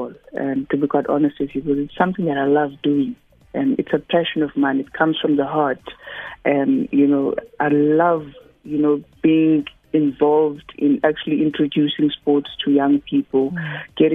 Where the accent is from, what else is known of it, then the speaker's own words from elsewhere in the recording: Cape Town, Western Cape, South Africa; I'm from Khayelitsha, a township that is unfortunately quite notorious